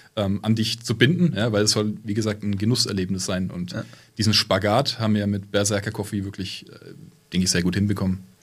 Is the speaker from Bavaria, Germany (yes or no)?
yes; Fürth, Bavaria, Germany; Ich komme aus meiner Heimatstadt Fürth. Ähm, das ist bei Nürnberg